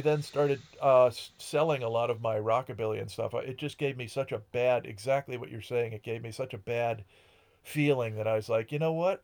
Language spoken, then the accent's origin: English; Ashford, Connecticut, United States; moved away as an adult; also born or lived in Boston / Columbus, Ohio; I grew up in Connecticut